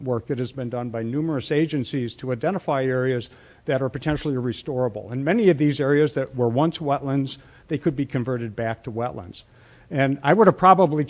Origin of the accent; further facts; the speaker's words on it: Ohio, United States; I'm from Ohio